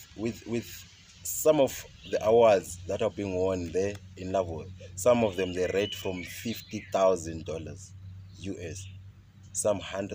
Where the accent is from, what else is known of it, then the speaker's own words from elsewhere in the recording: Plumtree, Matabeleland South, Zimbabwe; moved away as an adult; now in South Africa; I grew up in the rural areas, Gondolwane, and I did my studies from grade R, up to form 4, Emakaya, Ndolwane primary school, Siyaphambili secondary school